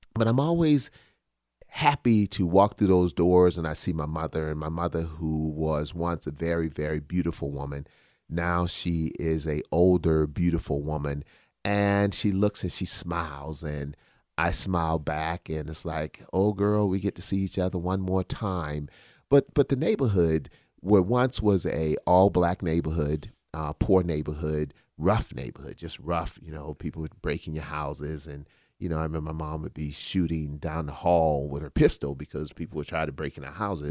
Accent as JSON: {"language": "English", "town": "Charleston", "region": "South Carolina", "country": "United States", "tie": "born or raised there", "moved": "yes"}